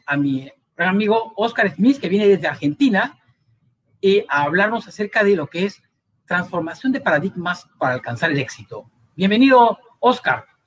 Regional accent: Cusco, Peru; moved away; mientras estuve en el Cusco en mi tierra querida

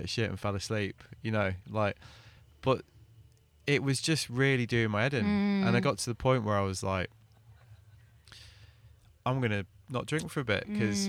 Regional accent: the north of England, United Kingdom; I grew up in the north of England, like, you know, it's part of the culture. I'm English, you know

